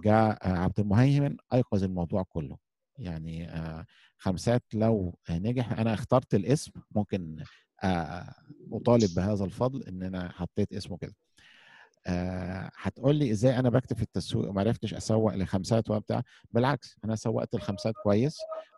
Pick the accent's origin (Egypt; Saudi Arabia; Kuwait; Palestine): Egypt; احنا عندنا في مصر